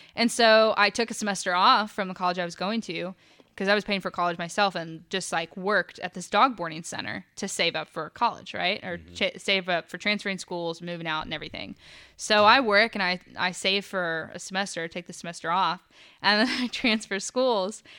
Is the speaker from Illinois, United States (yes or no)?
no; Dahlonega, Georgia, United States; moved away as an adult; now in Charlotte, United States; I grew up in Dahlonega and I started going to college there